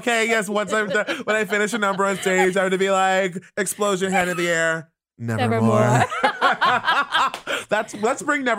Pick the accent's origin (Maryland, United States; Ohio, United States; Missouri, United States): Maryland, United States; Baltimore; I'm from Baltimore